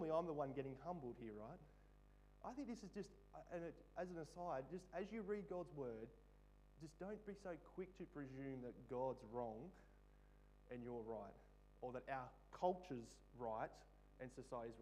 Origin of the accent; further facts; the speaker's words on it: Australia; a part of being an Aussie